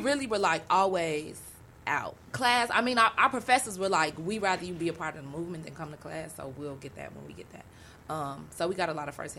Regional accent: Chicago, Illinois, United States; also born or lived in Oberlin, Ohio; I'm from the East Side where everybody is Black, like coach is Black, food is Black. When you go to the lake, everybody's Black.

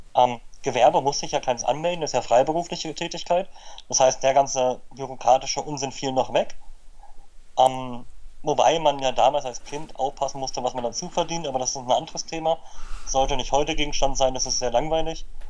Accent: Berlin, Germany; born or raised there

